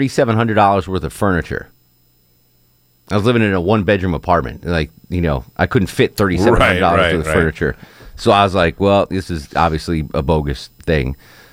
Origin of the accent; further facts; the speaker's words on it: Connecticut, United States; But growing up in Connecticut, there was nothing to do.